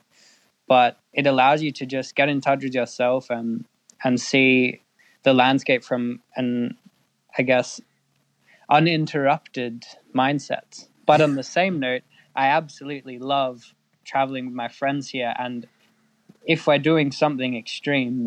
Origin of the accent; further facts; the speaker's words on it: Perth, Western Australia, Australia; moved away as an adult; now in Iceland; I was born in Western Australia, in Perth